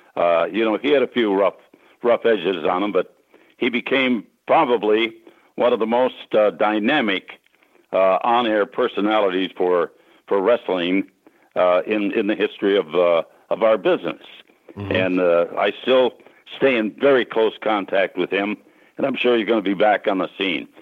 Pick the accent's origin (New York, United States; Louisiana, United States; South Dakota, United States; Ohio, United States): South Dakota, United States; Sisseton; I grew up in Sisseton, which is on the Sisseton Wahpeton Indian Reservation up in uh, northeastern South Dakota